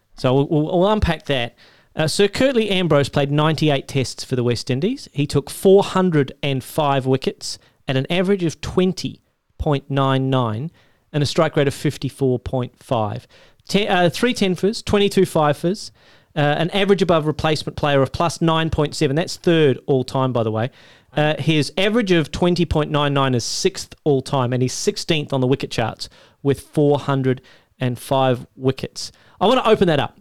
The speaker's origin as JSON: {"language": "English", "country": "Australia", "said": "As an Australian"}